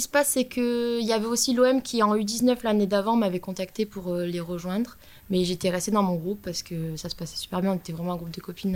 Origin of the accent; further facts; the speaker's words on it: the South, south of France, France; quand on vient du Sud